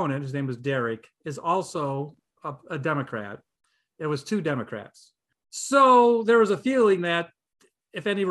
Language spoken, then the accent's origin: English; Toledo, Ohio, United States; now in Painesville, United States; I'm originally from Toledo.